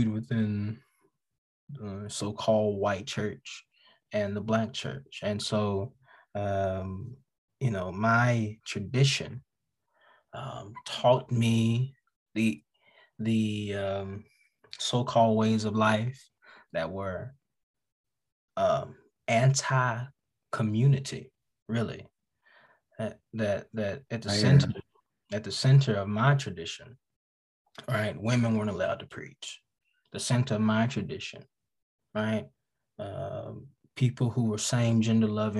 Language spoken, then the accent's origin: English; Birmingham, Alabama, United States; also born or lived in Choctaw County, Alabama; I'm an Alabama boy. I am through and through Alabama. My family is from Choctaw County. I was raised in Choctaw County and Birmingham, Alabama